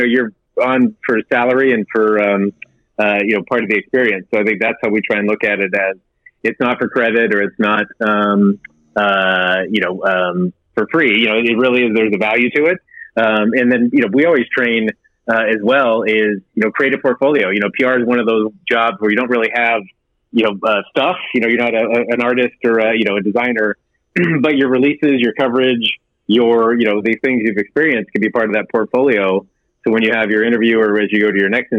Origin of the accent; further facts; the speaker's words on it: Pittsburgh, Pennsylvania, United States; now in Santa Monica, United States; I'm from Pittsburgh